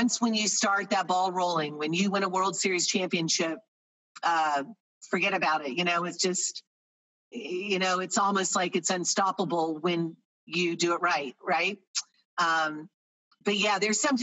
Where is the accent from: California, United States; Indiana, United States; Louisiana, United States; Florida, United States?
Florida, United States; moved away as an adult; My junior year in high school, I'm from Florida